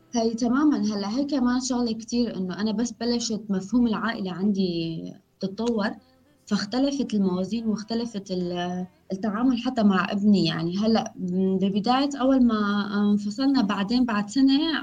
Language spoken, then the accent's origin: Arabic; Syria; also born or lived in Erbil, Iraq / Turkey; now in Berlin, Germany; كوني لاجئة سورية